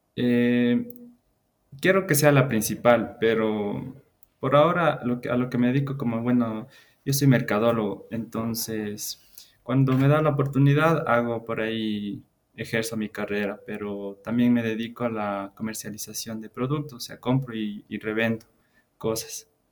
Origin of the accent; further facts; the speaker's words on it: Ecuador; soy de, de Ecuador